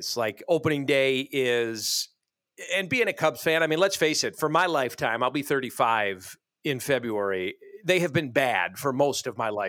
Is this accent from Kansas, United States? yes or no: no; Chicago suburbs, Illinois, United States; as a kid growing up in the Chicago suburbs